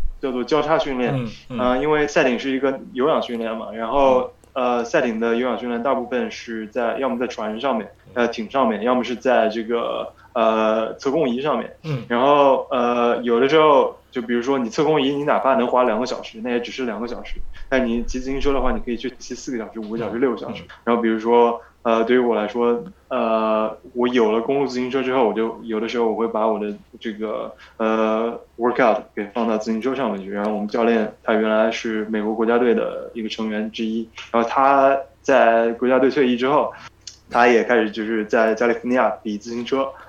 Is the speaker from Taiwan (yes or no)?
no; Nanjing, Jiangsu, China; also born or lived in United States; 我是南京人。